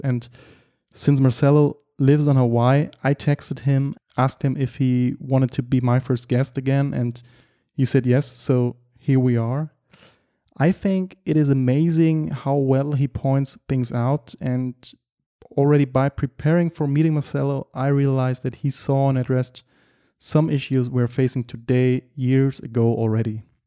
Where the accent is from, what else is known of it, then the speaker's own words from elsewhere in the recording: Germany; English is a second language; also born or lived in Berlin / Düsseldorf; I'm from Germany and I live and work in Berlin